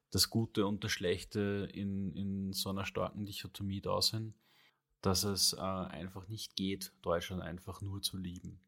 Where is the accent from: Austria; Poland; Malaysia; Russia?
Austria; bei uns in Österreich